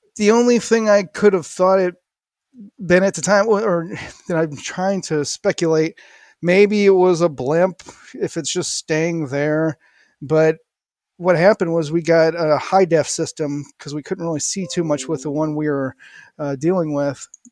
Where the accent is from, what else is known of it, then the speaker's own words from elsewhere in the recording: St. Louis, Missouri, United States; I grew up in Saint Louis, went to college there